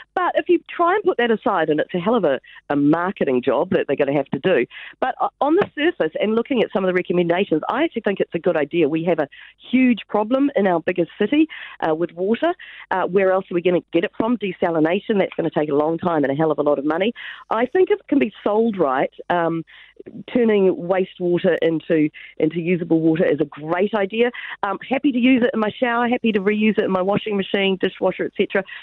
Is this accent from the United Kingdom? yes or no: yes; England, United Kingdom; now in New Zealand; I'm English born